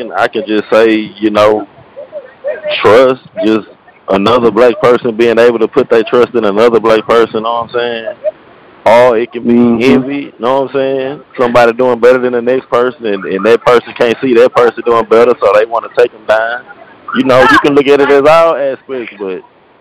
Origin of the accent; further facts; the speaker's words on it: Houston, Texas, United States; I'm basically from South Park, man. 33 years old, you know. Basically, typical kid growing around in, you know, South Park area.